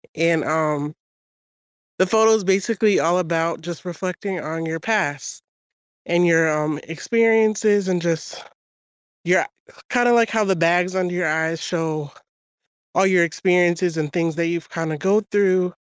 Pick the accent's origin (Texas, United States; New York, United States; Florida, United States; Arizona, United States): New York, United States; now in Georgia, United States; from New York, but I live in Georgia now